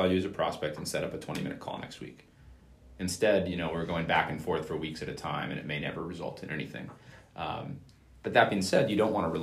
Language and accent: English; Bay Area, Silicon Valley, California, United States; growing up in the Bay Area, in the Silicon Valley